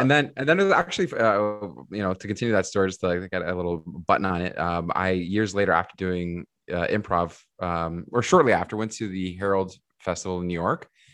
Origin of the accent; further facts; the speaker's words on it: Mississauga, Ontario, Canada; also born or lived in Portugal; now in Toronto, Canada; I was born in Toronto, but I moved to Mississauga, like, even before kindergarten